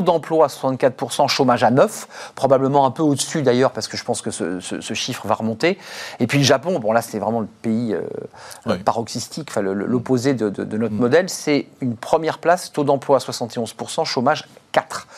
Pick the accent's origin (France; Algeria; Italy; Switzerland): France; quand on est français et qu'on parle de notre pays